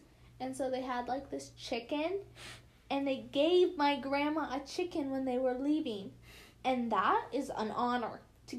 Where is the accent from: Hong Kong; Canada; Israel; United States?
United States; we're from the United States